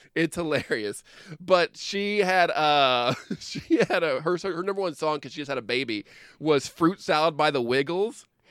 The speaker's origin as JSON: {"language": "English", "region": "Midwest", "country": "United States", "tie": "born or raised there", "said": "we grew up in the Midwest"}